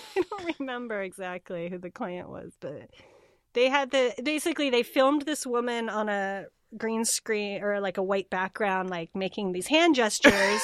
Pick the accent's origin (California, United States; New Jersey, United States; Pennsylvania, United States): California, United States; moved away as an adult; also born or lived in Cape Town, South Africa / Bay Area, California; now in Portland, United States; I grew up in California